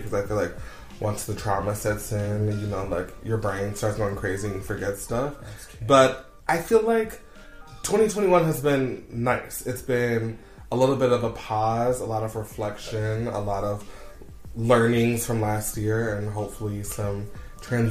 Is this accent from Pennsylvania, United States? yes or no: no; Cincinnati, Ohio, United States; moved away as an adult; now in Beijing, China; I'm originally from Cincinnati, Ohio, in the United States.